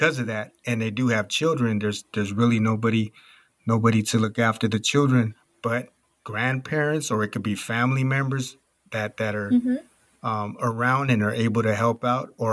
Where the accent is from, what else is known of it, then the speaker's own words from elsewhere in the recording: California, United States; moved away; I'm originally from California